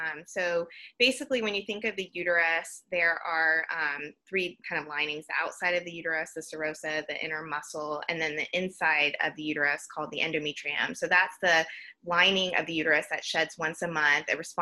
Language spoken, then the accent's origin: English; Georgia, United States; now in Houston, United States; I'm originally from Georgia